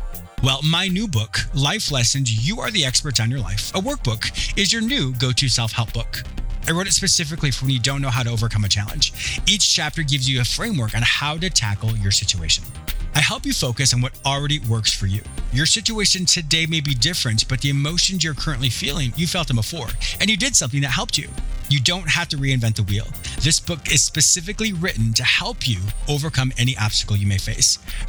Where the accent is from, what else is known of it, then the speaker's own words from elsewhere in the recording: Canada; also born or lived in United States; Like I grew up, I'm American, but I grew up in Canada. My parents had a rustic fishing resort.